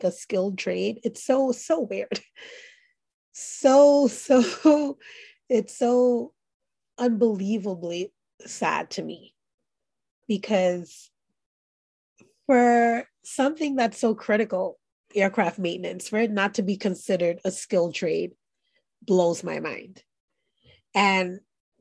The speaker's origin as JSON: {"language": "English", "town": "New York City", "region": "New York", "country": "United States", "tie": "born or raised there", "said": "I grew up in Brooklyn, New York"}